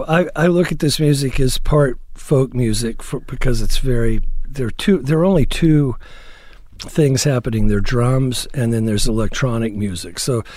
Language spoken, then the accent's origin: English; Fort Worth, Texas, United States; From Fort Worth, Texas.